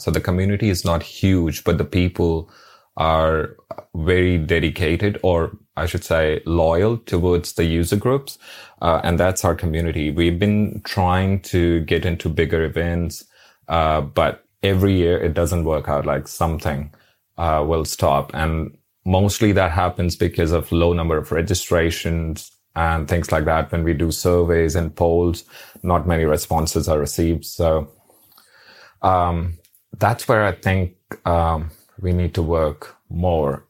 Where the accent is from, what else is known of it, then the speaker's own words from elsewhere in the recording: New Delhi, Delhi, India; now in Brisbane, Australia; originally I'm from New Delhi